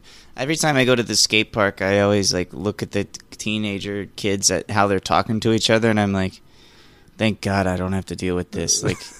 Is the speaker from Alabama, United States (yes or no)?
yes; Alabama, United States; born or raised there; moved away